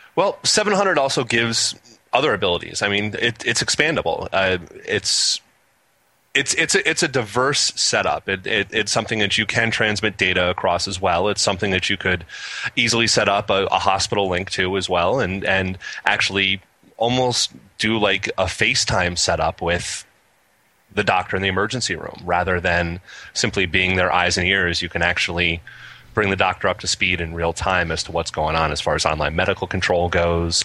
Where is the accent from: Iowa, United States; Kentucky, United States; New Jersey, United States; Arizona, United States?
New Jersey, United States; now in Massachusetts, United States; I'm from New Jersey. I'm a Jersey boy originally